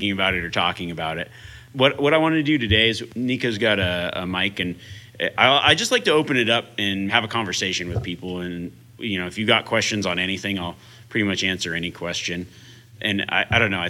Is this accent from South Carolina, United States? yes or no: no; Reno, Nevada, United States; I actually grew up here outside of Reno, Nevada. This is kind of my hometown